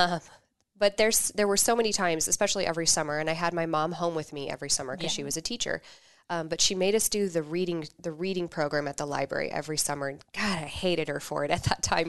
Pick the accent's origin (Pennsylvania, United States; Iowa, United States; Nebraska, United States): Nebraska, United States; Kearney; also born or lived in Lincoln, Nebraska / Omaha, Nebraska; I grew up in Kearney, K-Town